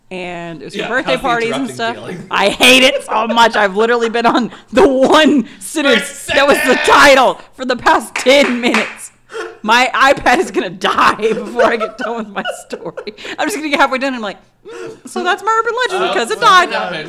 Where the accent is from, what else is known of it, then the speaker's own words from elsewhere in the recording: Texas, United States; We're from Texas, so we're too fat for the horses.